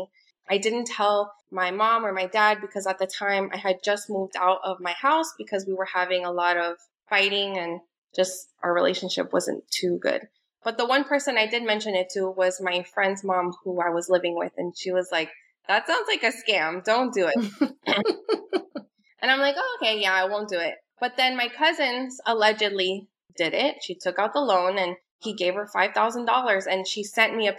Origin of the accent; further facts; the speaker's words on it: Miami, Florida, United States; I'm from Miami. I live here with my two kids